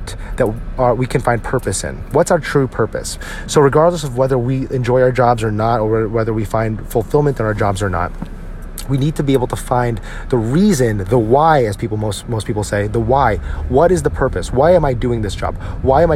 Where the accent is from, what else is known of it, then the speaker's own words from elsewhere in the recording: New Jersey, United States; When we grew up in New Jersey